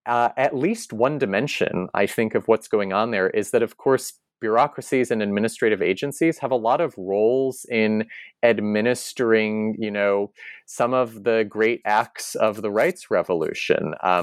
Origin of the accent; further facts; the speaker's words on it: Connecticut, United States; So back in my home state of Connecticut, at least one independent bookseller near New Haven in Madison, Connecticut is called RJ Julia.